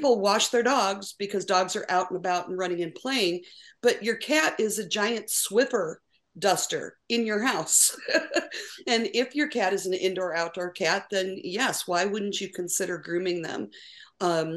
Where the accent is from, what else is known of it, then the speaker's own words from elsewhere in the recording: Cleveland, Ohio, United States; moved away as an adult; now in Houston, United States; I'm originally from the Cleveland, Ohio area